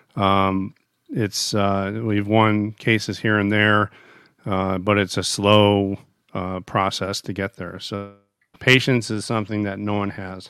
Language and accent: English; United States; As an American